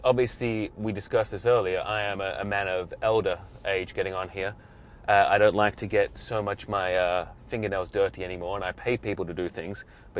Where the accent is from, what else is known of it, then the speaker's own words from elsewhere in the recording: England, United Kingdom; I might be biased being English myself.